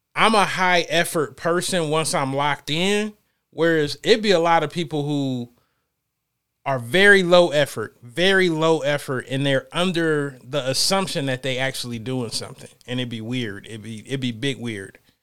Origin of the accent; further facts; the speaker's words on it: Ohio, United States; moved away; I'm from Ohio